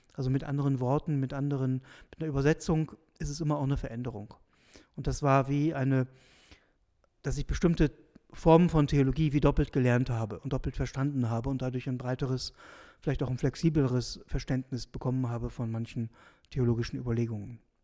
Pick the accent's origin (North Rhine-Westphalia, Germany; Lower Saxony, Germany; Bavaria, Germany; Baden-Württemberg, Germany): Lower Saxony, Germany; South Oldenburg; moved away as an adult; also born or lived in Münster, Germany; now in St. Gallen, Switzerland; ich komme aus Norddeutschland, Nordwestdeutschland, der, aus der Region Südoldenburg